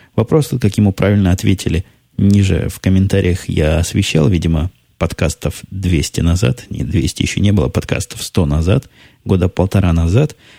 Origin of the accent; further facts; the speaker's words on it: Ukraine; moved away; Я играл в детстве на Украине